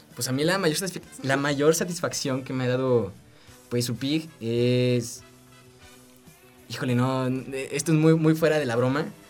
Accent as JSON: {"language": "Spanish", "region": "San Luis Potosí", "country": "Mexico", "moved": "as an adult", "lives_now": "Guanajuato, Mexico", "said": "Yo soy de San Luis Potosí"}